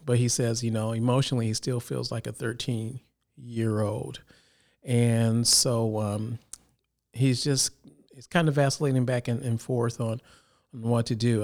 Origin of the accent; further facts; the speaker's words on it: Chicago, Illinois, United States; now in Sacramento, United States; originally I'm from Illinois, Chicago area